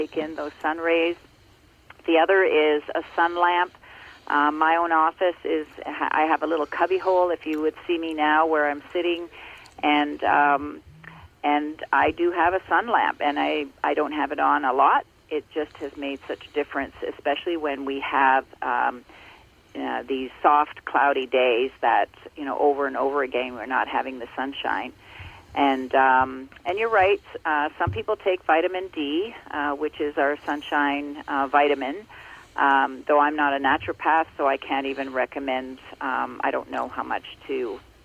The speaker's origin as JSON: {"language": "English", "region": "Ontario", "country": "Canada", "tie": "born or raised there"}